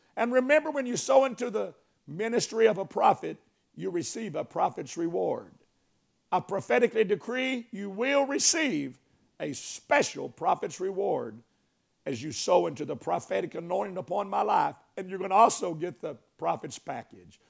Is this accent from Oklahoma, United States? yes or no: no; Arkansas, United States; I am from Arkansas.